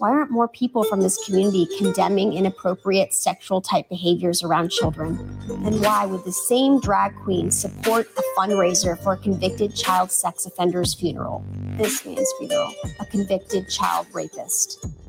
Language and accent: English; Atlanta, Georgia, United States; I'm from Atlanta.